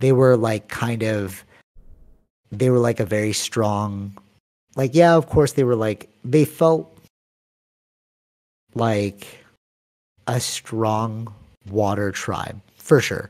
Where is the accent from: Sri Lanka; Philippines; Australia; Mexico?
Philippines; Filipino, I'm Filipino